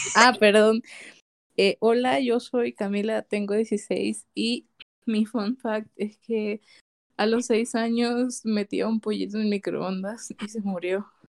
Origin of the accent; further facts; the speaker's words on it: El Salvador; yo soy salvadoreña